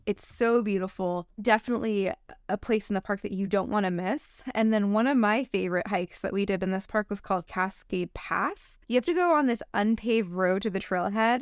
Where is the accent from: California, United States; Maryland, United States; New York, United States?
California, United States; Northern; growing up in Northern California